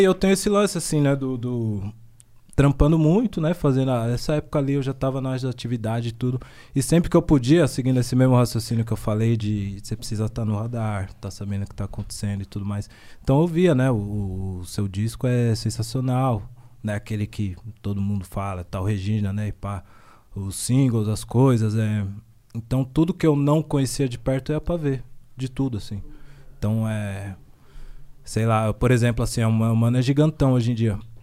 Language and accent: Portuguese; São Paulo, Brazil; Zona Leste